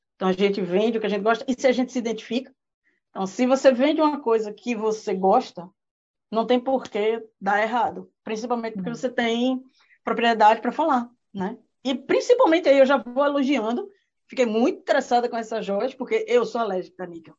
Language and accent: Portuguese; Pernambuco, Brazil; moved away as an adult; also born or lived in Recife; now in New Zealand; eu sou de Pernambuco, né, e lá, é, meu marido foi transferido para cá, para Nova Zelândia